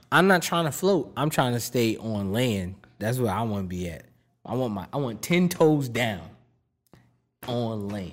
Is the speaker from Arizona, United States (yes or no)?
no; Boston, Massachusetts, United States; I'm from Mattapan.